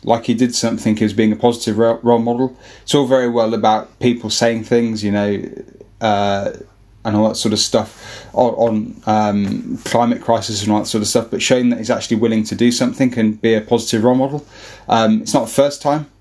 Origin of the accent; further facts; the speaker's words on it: Birmingham, West Midlands, United Kingdom; We're all from Birmingham